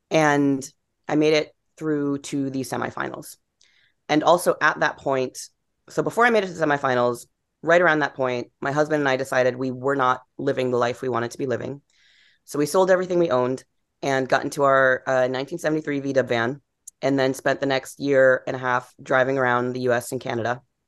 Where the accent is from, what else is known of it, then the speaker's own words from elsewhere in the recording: East Coast, United States; I'm from the East Coast. I'm going to live in New York. I'm going to be a novelist.